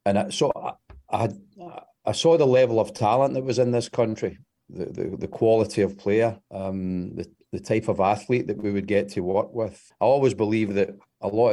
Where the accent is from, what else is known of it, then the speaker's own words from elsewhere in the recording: Glasgow, Scotland, United Kingdom; moved away; I grew up about a mile from Celtic Park in the east end of Glasgow.